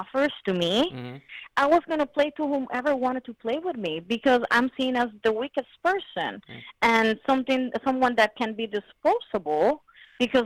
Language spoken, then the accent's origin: English; Puerto Rico; I'm from Puerto Rico. I'm Puerto Rican